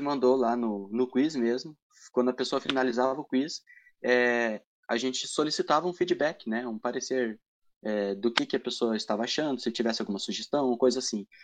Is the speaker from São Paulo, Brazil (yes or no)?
no; Matinhos, Paraná, Brazil; now in Paranaguá, Brazil; Eu não conhecia ninguém em Paranaguá, né? Porque eu justamente sou de Matinhas